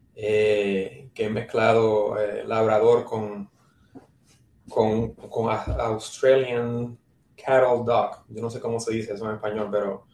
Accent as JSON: {"language": "Spanish", "town": "San Juan", "country": "Puerto Rico", "tie": "born or raised there", "also_born_or_lived": "New York, United States / New Jersey, United States / Cleveland, Ohio, United States / Nebraska, United States", "moved": "as an adult", "lives_now": "Tennessee, United States", "said": "soy, me crié y nací en San Juan, Puerto Rico, Trujillo Alto, San Juan"}